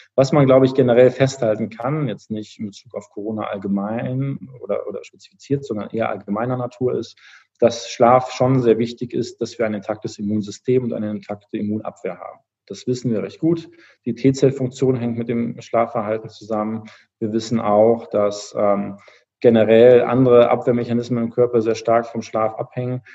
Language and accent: German; Düsseldorf, North Rhine-Westphalia, Germany; also born or lived in Cologne; ich bin ein gebürtiger Düsseldorfer eigentlich